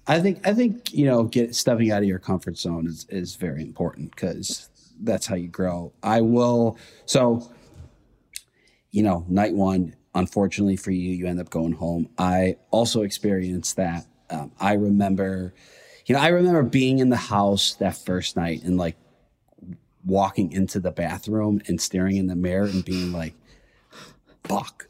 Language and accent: English; Chicago, Illinois, United States; now in New York, United States; I'm from Chicago. Um, I li- currently live in New York